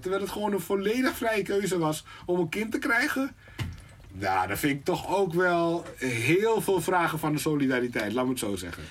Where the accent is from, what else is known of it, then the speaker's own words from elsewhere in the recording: Suriname; now in Netherlands; Ik kom uit Suriname